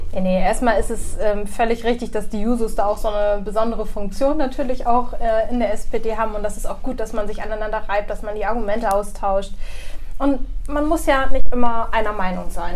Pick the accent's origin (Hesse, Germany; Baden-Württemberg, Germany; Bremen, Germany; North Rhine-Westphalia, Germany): Bremen, Germany; Bremerhaven; ich wurde in Bremerhaven auch geboren